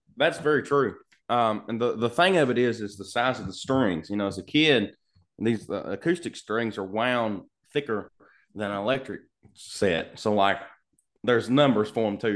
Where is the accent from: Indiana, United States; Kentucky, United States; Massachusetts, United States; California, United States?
Kentucky, United States; Lancaster; I'm from Lancaster, Kentucky. Yeah, little bitty